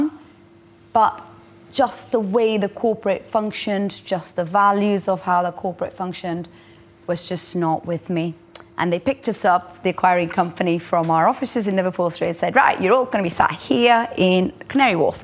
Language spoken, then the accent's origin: English; India; moved away; I grew up in India